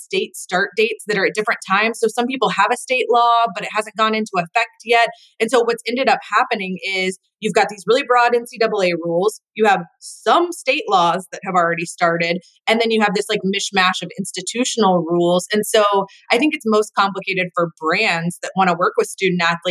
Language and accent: English; Atlanta, Georgia, United States; I grew up in Atlanta